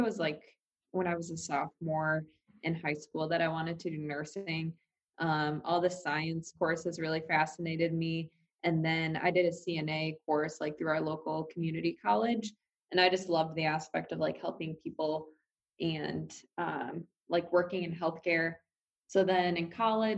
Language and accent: English; Dubuque, Iowa, United States; now in New York City, United States; I'm from Dubuque, Iowa